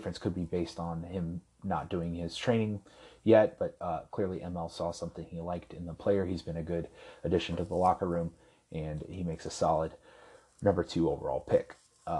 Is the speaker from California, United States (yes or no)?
yes; Anaheim, California, United States; The next pick I love, obviously, because I'm from Anaheim